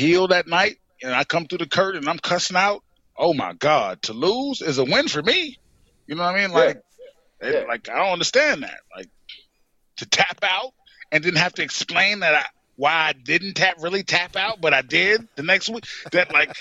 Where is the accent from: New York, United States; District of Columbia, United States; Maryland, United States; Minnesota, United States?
New York, United States; also born or lived in Fayetteville, North Carolina; now in North Carolina, United States; I grew up in New York, and that's where I was raised until I come down here at a certain time